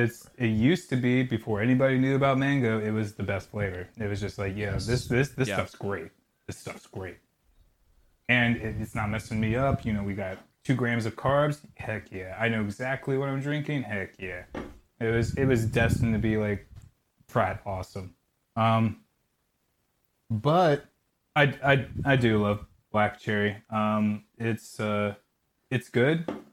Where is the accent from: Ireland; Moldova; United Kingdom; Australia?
Ireland; As an Irish lad, it's really weird, but I hate potatoes.